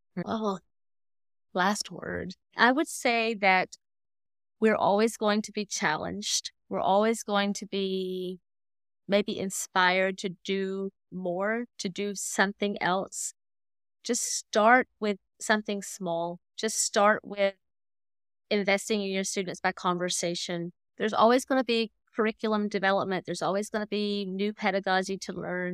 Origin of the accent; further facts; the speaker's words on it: Tennessee, United States; moved away as an adult; also born or lived in Indonesia / Stoney Creek, Ontario; now in Canada; I grew up in the Bible Belt in Tennessee